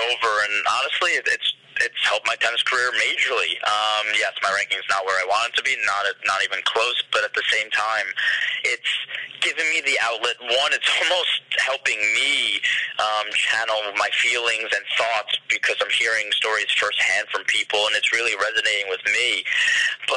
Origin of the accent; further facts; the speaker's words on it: New York City, New York, United States; I'm a New Yorker